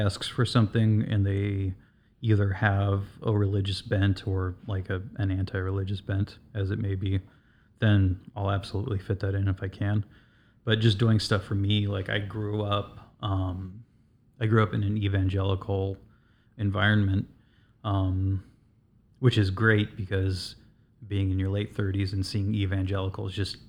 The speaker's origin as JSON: {"language": "English", "region": "West Coast", "country": "United States", "tie": "born or raised there", "said": "Like growing up on the West Coast, like I would look at the ocean and I would just imagine monstrous creatures coming up out of the water."}